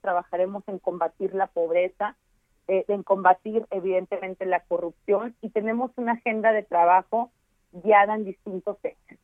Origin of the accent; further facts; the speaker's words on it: Baja California, Mexico; yo soy baja californiana, aquí nací, aquí crecí, nunca abandoné a mi estado